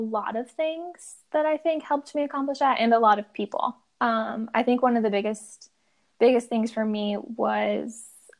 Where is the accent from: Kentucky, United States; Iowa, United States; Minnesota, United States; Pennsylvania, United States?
Iowa, United States; Madrid; moved away as an adult; now in Urbandale, United States; I'm from Madrid, just 30 miles ish north of Des Moines.